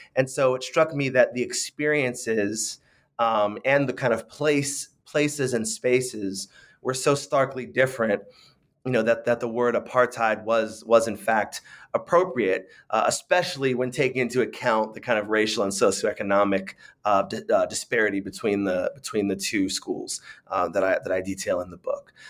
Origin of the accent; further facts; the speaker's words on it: San Francisco, California, United States; I grew up in, in San Francisco